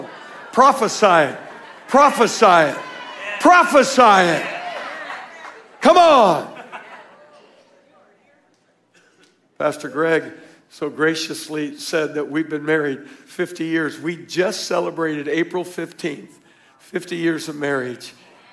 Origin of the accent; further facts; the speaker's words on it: Tucson, Arizona, United States; We're from Tucson. Our church was Victory Worship Center